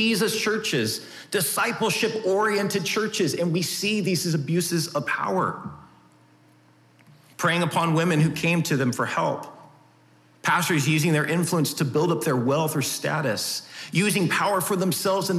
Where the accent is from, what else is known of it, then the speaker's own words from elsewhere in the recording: United States; us as American citizens